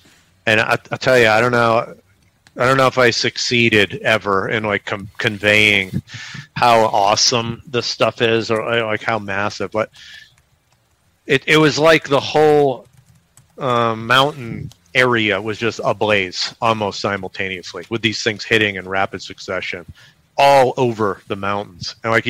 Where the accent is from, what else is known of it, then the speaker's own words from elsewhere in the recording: Halabja, Kurdistan Region, Iraq; And we're from Halabja.